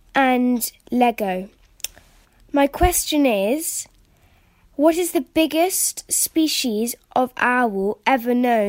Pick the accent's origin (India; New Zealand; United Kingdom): United Kingdom; Brighton, South East England; I'm from Brighton.